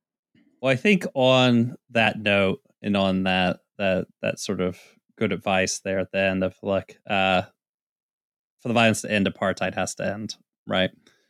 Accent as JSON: {"language": "English", "region": "the South", "country": "United States", "tie": "born or raised there", "said": "growing up in the South"}